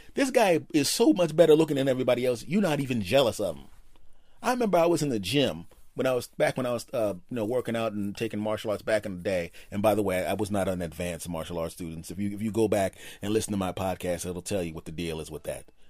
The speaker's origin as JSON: {"language": "English", "country": "United States", "lives_now": "Los Angeles, United States", "said": "I'm an American"}